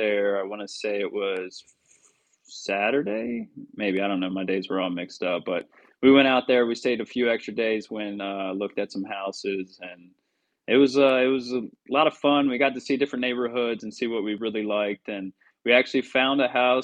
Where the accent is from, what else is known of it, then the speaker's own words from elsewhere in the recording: Baltimore, Maryland, United States; moved away; that's my hometown